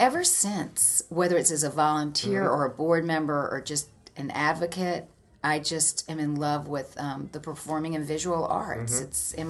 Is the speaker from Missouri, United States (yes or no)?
no; Jacksonville, Florida, United States; now in St. Louis, United States; Well, I'm from Jacksonville, Florida.